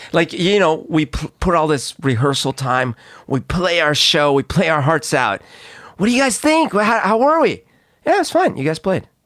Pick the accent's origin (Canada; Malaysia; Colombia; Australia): Colombia; moved away; I grew up in Colombia